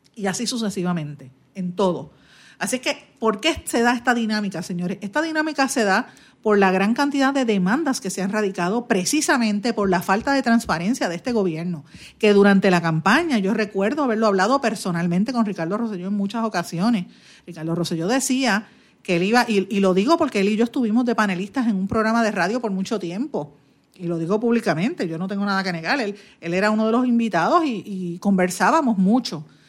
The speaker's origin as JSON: {"language": "Spanish", "country": "Puerto Rico"}